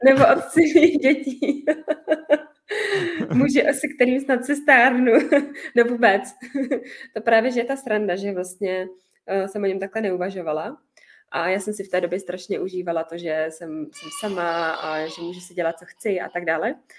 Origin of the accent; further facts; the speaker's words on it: Pilsen, Plzeň Region, Czechia; já jsem chodila na ten čírny tady u nás v Plzni